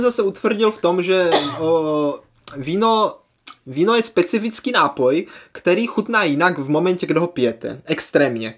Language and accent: Czech; Moravia, Czechia; to vinářství je tady v naší, je obzvláště moravské kultuře, velmi silné